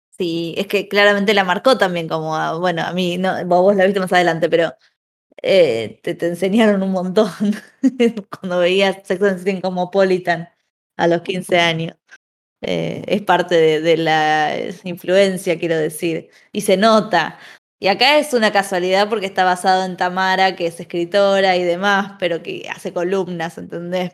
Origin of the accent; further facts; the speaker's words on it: Buenos Aires, Argentina; como porteña